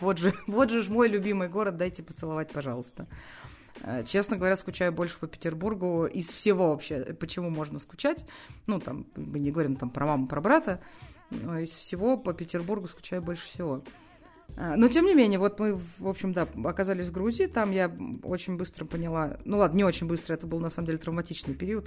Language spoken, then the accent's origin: Russian; Moscow, Russia; родилась и выросла в Москве